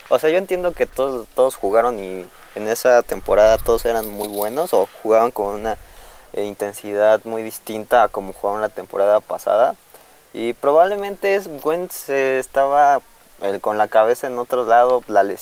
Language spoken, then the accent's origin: Spanish; Mexico City, Mexico; Ah, de la Ciudad de México.